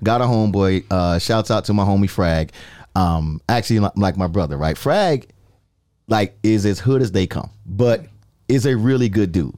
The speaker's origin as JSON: {"language": "English", "region": "New York", "country": "United States", "moved": "yes", "lives_now": "Florida, United States", "said": "I'm a New Yorker"}